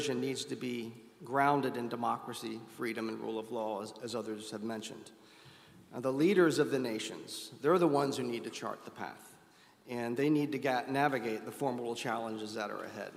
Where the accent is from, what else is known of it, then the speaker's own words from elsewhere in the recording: United States; being an American